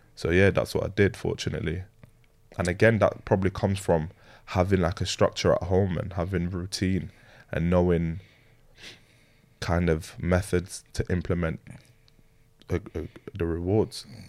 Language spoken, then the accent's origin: English; Leeds, Yorkshire and the Humber, United Kingdom; also born or lived in London; I grew up in Leeds, Leeds and London, like a little bit bouncing back and forth. Um, so yeah, but more more time it was in Leeds